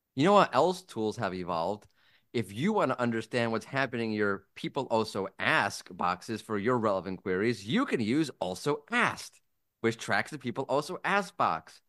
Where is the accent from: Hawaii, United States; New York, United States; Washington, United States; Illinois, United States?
New York, United States; moved away; As a New Yorker